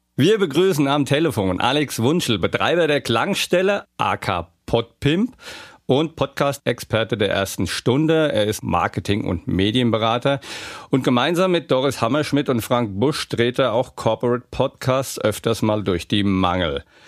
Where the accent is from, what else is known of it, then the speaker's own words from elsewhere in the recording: Hesse, Germany; accent: Hessisch; Ich fange mal an mit Hessisch zu babbeln